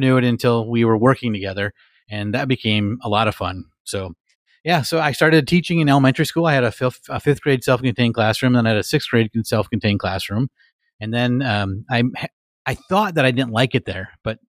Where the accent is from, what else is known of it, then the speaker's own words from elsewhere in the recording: Marinette, Wisconsin, United States; moved away as an adult; also born or lived in Streamwood, Illinois; I ended up taking a position in my hometown, Marinette, Wisconsin